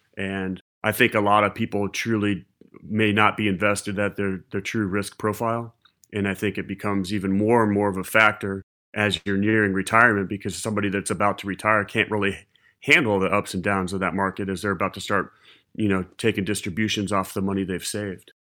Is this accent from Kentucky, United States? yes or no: no; Ohio, United States; moved away; also born or lived in Charleston; growing up in Ohio